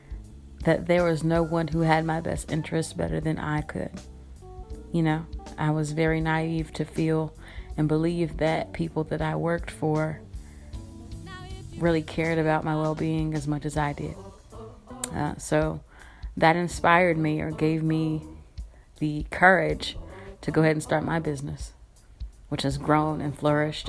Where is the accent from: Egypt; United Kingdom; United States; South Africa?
United States; Kinston, North Carolina; now in Durham, United States; born and raised in Kinston, North Carolina, now living in Durham, North Carolina